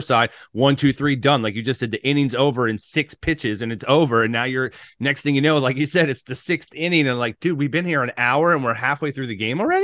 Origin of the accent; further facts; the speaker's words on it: Maryland, United States; now in Florida, United States; coming from Maryland, growing up in Maryland